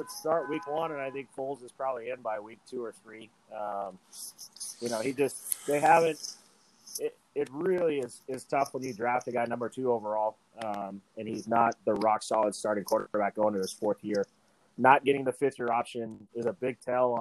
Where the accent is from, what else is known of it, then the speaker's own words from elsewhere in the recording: Reno, Nevada, United States; I was born and raised in Reno, Nevada.